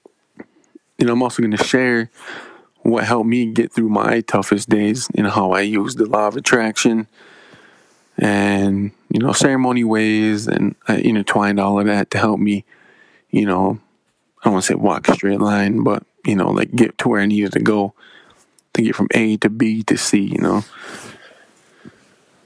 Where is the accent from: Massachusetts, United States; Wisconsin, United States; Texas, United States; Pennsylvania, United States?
Wisconsin, United States; Menominee Indian Reservation; I'm from the Menominee Indian Reservation, born and raised